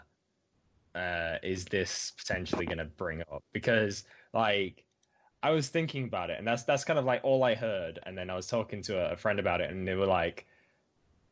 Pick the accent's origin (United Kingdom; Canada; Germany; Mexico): United Kingdom; accent: British